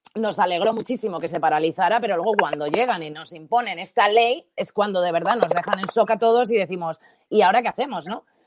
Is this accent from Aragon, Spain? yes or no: no; Valencian Community, Spain; first language Spanish